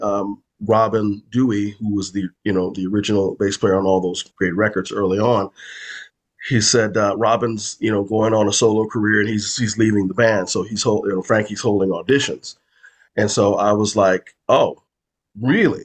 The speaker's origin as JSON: {"language": "English", "town": "Chicago", "region": "Illinois", "country": "United States", "also_born_or_lived": "Los Angeles", "moved": "yes", "said": "I'm originally from Chicago, and that's where I reside again now"}